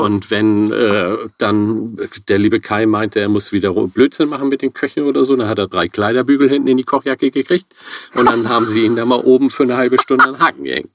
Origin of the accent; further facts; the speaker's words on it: Hamburg, Germany; also ich bin gebürtiger Hamburger, vor etlichen Jahren, Jahrzehnten hier in Hamburg geboren